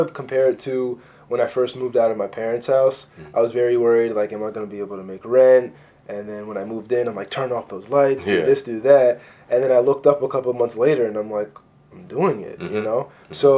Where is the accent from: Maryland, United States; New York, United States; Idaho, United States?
Maryland, United States; Baltimore; I spent most of my life out in the county from when my sister and I started school